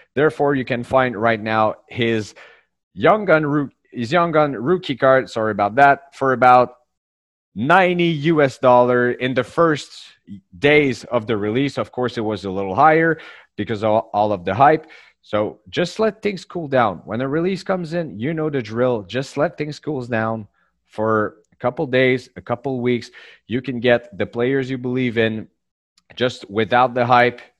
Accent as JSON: {"language": "English", "country": "Canada", "said": "all the way up from Canada"}